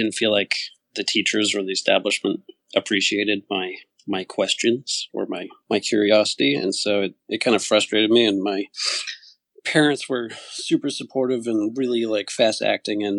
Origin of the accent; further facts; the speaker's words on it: Connecticut, United States; moved away as an adult; also born or lived in Santa Fe, New Mexico; I grew up in Connecticut, where I am again now